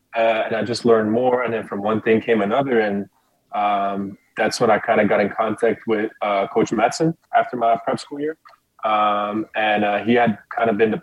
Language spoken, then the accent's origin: English; Belgium; moved away as an adult; now in United States; growing up in Belgium, I'm from a really small town, about like 20 to 30,000 people.